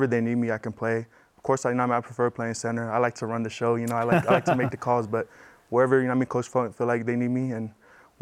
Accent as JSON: {"language": "English", "town": "Salt Lake City", "region": "Utah", "country": "United States", "tie": "born or raised there", "moved": "as an adult", "lives_now": "Provo, United States", "said": "I grew up here in Salt Lake"}